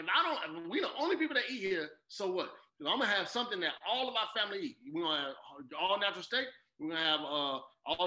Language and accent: English; Chicago, Illinois, United States; I grew up on 116-12 South Morgan